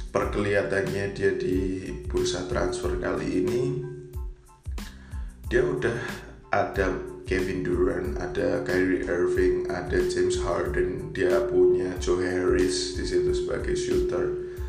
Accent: Yogyakarta, Special Region of Yogyakarta, Indonesia; born there; kemudian tentu saja tim dari kota kelahiran saya Bima, uh, Bima Perkasa Jogja itu masih bermain juga.

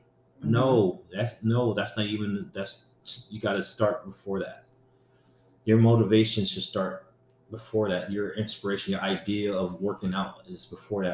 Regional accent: Harrisburg, Pennsylvania, United States; I grew up in Harrisburg

